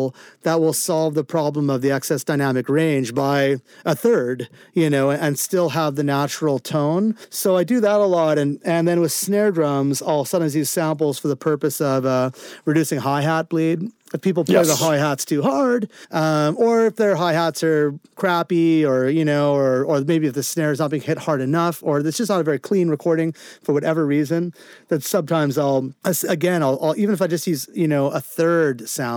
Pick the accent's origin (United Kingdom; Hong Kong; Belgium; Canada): Canada; Vancouver, British Columbia; my hometown of Vancouver